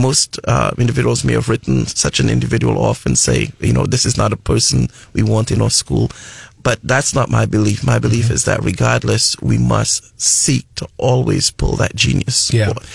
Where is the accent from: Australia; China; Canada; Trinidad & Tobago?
Trinidad & Tobago; moved away as an adult; also born or lived in New Mexico / Lubbock, Texas; now in United States; I'm originally from the Caribbean islands of Trinidad and Tobago